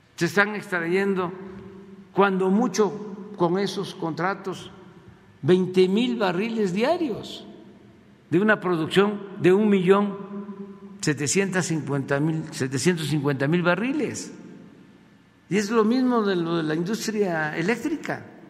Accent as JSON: {"language": "Spanish", "country": "Mexico", "said": "a nosotros, a los mexicanos"}